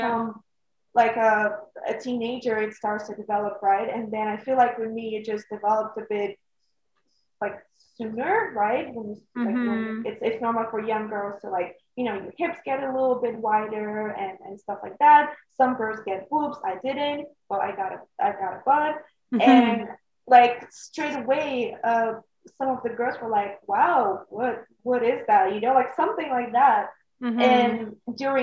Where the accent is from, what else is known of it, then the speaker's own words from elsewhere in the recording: Bulgaria; moved away as an adult; also born or lived in Netherlands; I am from Bulgaria